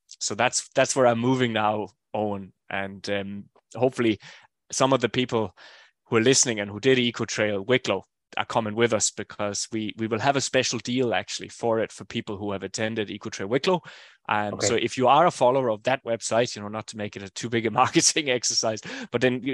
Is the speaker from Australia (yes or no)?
no; Denmark; now in Ireland; it's obviously my home country, if not my home region.